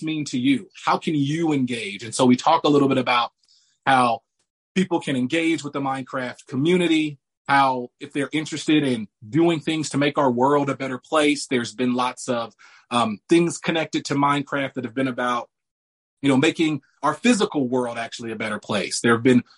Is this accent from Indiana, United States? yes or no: yes; Indianapolis, Indiana, United States; I was born and raised here in Indianapolis, Indiana.